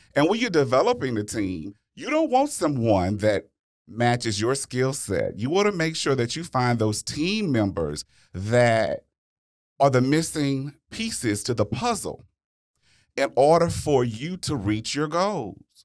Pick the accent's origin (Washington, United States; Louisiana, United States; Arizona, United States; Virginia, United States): Louisiana, United States; I'm from Louisiana